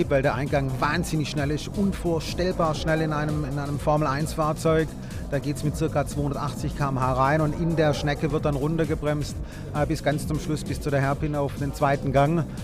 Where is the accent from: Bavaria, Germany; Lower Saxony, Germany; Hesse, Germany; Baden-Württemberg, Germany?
Baden-Württemberg, Germany; Swabia; Als Schwabe